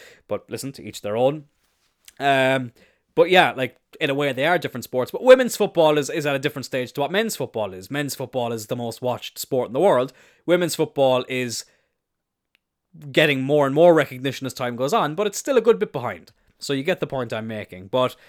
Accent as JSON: {"language": "English", "country": "Ireland", "said": "here in Ireland"}